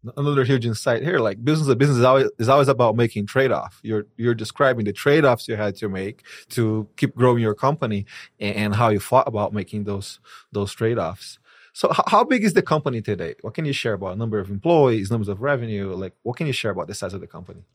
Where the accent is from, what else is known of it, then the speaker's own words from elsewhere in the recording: Brazil; moved away; I'm from Brazil.